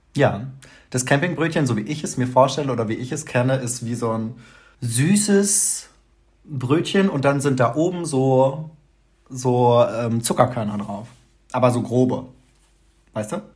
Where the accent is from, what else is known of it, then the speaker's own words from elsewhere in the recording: Hamelin, Lower Saxony, Germany; accent: Hochdeutsch; moved away; ich komme mhm. aus der Umgebung von Hannover, Hameln die Ecke